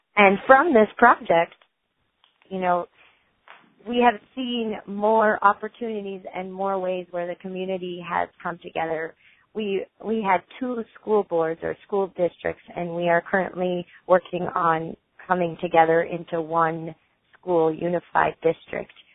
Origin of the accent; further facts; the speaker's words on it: Essex, Vermont, United States; born and raised in Essex, Vermont